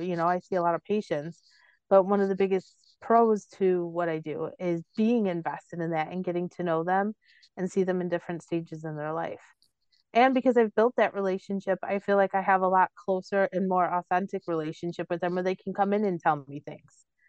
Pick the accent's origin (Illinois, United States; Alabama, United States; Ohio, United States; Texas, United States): Illinois, United States; Cicero; where I grew up, I grew up in Cicero